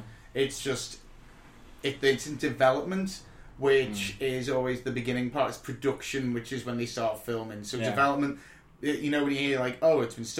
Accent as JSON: {"language": "English", "region": "London", "country": "United Kingdom", "said": "And I'm clearly from Llandan."}